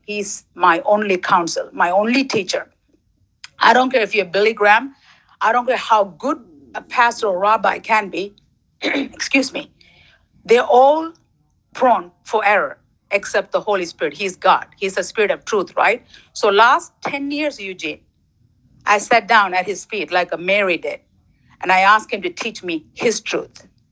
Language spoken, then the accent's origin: English; Sri Lanka; also born or lived in Toronto; now in United States; I was born in Sri Lanka, um, third world country, and then I moved to Toronto, you know, socialist country, I believe, and then I'm living in United States 22 years.